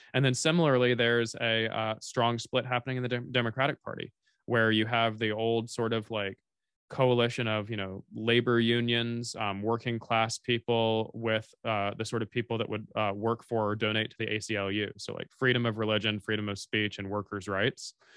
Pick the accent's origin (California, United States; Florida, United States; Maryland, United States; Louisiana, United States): Florida, United States; Tallahassee; I grew up in North Florida, fifteen minutes from the Georgia border